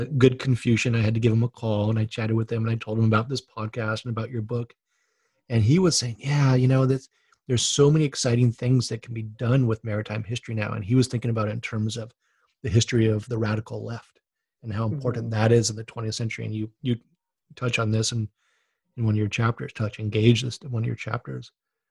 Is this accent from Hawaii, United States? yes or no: yes; Honolulu, Hawaii, United States; moved away; I grew up on boats in Honolulu.